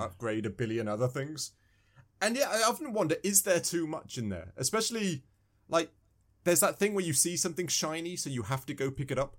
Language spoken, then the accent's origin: English; England, United Kingdom; I'm from England